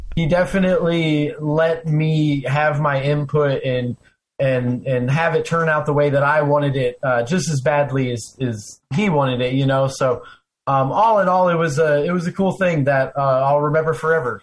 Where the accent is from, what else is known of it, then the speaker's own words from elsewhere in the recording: Arizona, United States; now in Florida, United States; I live in Florida, but I grew up in Arizona